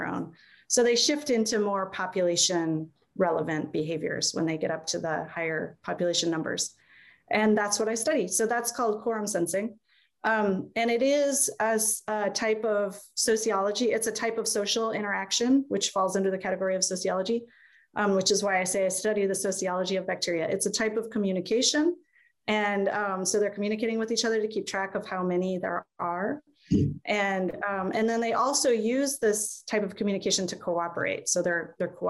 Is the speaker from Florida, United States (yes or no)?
no; Iowa City, Iowa, United States; I grew up in Iowa City